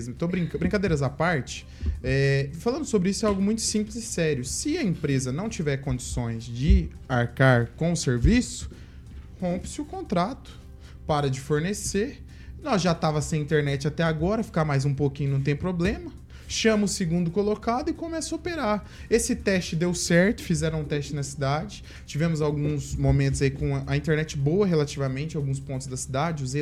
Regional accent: Maringá, Paraná, Brazil; eu nasci na Alvorada, não, eu rua Piauí, nasci na Alvorada, minha avó morava na Alvorada

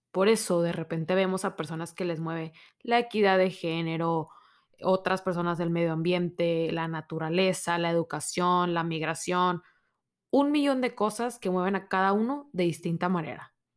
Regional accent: Monterrey, Nuevo León, Mexico; soy de Monterrey, México

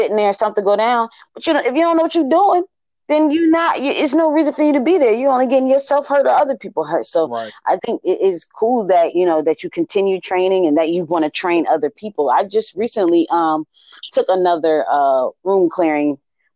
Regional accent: Buffalo, New York, United States; now in Baltimore, United States; I'm from Buffalo, New York. So snow is a thing that I ran away from.

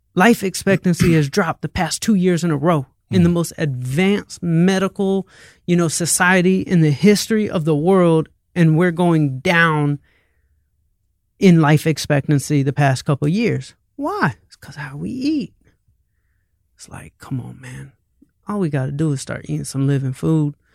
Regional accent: Atlanta, Georgia, United States; moved away as an adult; now in Santa Monica, United States; I'm like from Atlanta

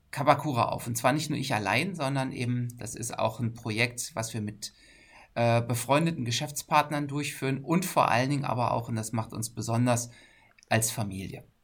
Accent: Berlin, Germany; also born or lived in North Rhine-Westphalia / Hamburg; ich äh, komme aus dem, äh, aus dem schönen Berlin. Ich bin Berliner. Das hört man mir jetzt vielleicht nicht an aber ich könnte auch Berliner wenn ich will. Äh, habe aber sehr lange äh, in der ganzen Republik gelebt und gearbeitet, in Nordrhein-Westfalen.

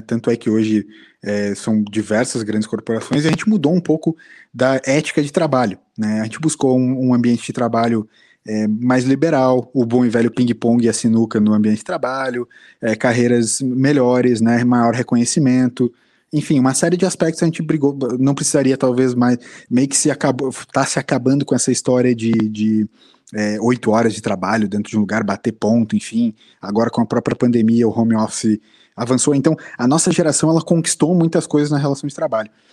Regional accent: Brazil; como brasileiro

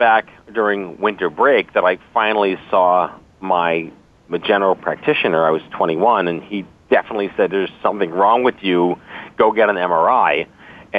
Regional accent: New York City, New York, United States; I was born and raised in New York City

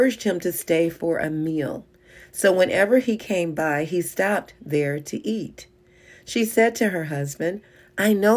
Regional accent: Kansas City, United States; we're from Kansas City

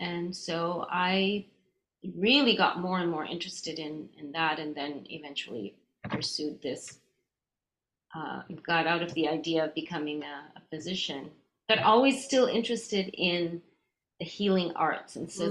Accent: Canada; also born or lived in India; I grew up in Canada. I was born in India, but I moved when I was a baby. And so we lived in many different cities in Canada. And so when I was about five, we were in Edmonton, Alberta, out west.

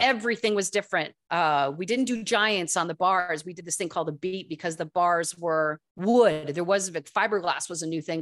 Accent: East Lansing, Michigan, United States; also born or lived in Saugatuck, Michigan; this is East Lansing, Michigan.

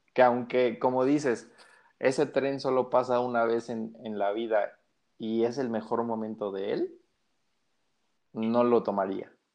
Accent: Mexico; desde mi perspectiva como mexicano

